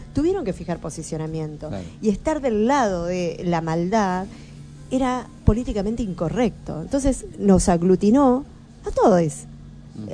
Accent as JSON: {"language": "Spanish", "town": "Bahía Blanca", "region": "Buenos Aires Province", "country": "Argentina", "tie": "born or raised there", "first_language": "Spanish", "said": "me crié en Bahía Blanca"}